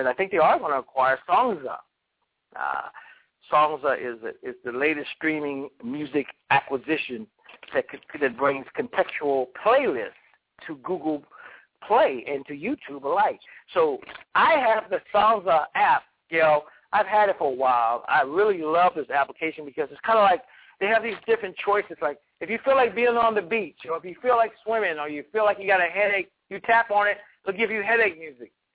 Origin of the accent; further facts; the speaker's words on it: United States; blessed to be American